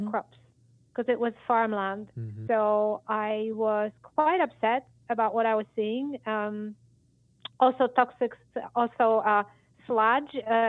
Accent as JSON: {"language": "English", "country": "Poland", "second_language": "English", "moved": "yes", "lives_now": "Michigan, United States", "said": "Maybe it started with the fact when I moved from Poland to Michigan 25 years ago"}